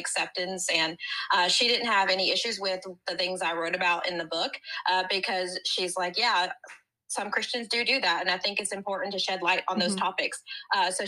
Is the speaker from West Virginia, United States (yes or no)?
yes; Southern West Virginia, United States; I am from West Virginia, so we pretend we're the South, and we're not. But I am from Southern West Virginia